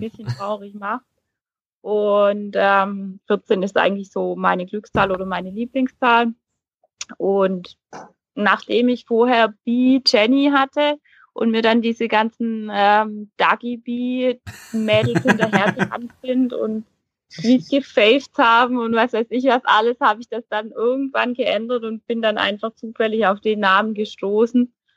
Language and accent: German; near Heilbronn, Baden-Württemberg, Germany; accent: Swabian; ich komme ja hier aus der Region, also aus den Häfen Heilbronn